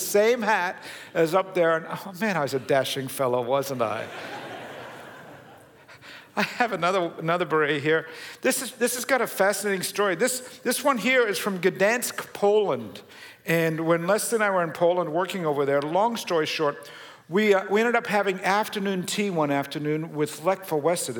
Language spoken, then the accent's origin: English; Australia; moved away; I was born and raised in Australia, long family history there.